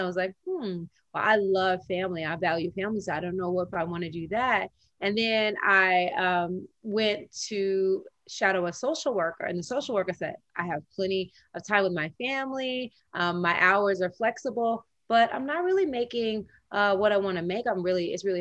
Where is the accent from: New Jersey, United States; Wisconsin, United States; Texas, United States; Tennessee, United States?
Tennessee, United States; When I was growing up in the South in Tennessee